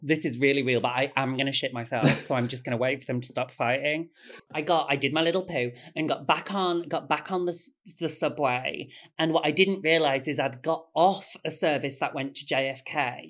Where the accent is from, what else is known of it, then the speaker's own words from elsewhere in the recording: Bradford, Yorkshire and the Humber, United Kingdom; I'm from Bradford